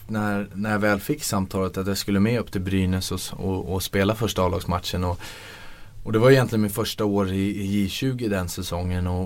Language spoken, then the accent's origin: Swedish; Bavaria, Germany; jag växte upp i Bayern